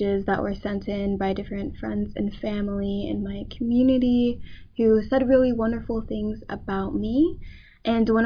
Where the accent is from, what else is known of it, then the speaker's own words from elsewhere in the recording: Tampa, Florida, United States; I grew up in Tampa, Florida